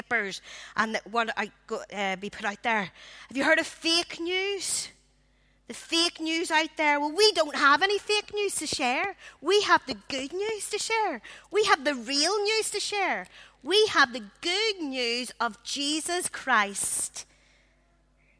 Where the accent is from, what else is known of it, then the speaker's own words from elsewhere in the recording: Belfast, Northern Ireland, United Kingdom; I grew up in the Congregational Church in Belfast.